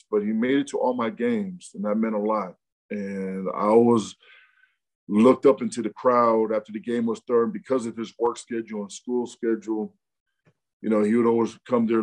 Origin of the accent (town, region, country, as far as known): Rancho Cucamonga, California, United States; born or raised there; also born or lived in Provo, Utah